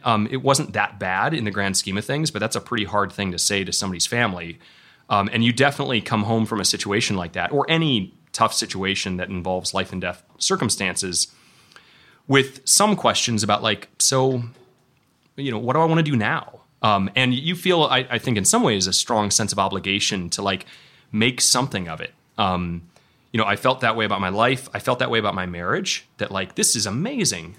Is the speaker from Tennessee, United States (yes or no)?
no; Elgin, Illinois, United States; moved away as an adult; I grew up in Elgin, Illinois